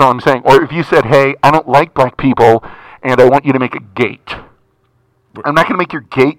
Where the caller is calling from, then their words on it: Redondo Beach, California, United States; I am calling from Redondo Beach.